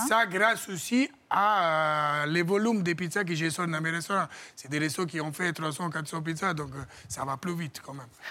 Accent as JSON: {"language": "French", "country": "Italy", "second_language": "French", "moved": "as an adult", "lives_now": "France", "said": "j'ai quitté l'Italie à 18 ans"}